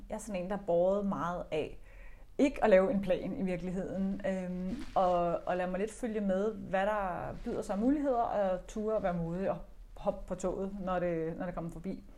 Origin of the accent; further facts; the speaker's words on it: Denmark; nu taler vi dansk, vi er danskere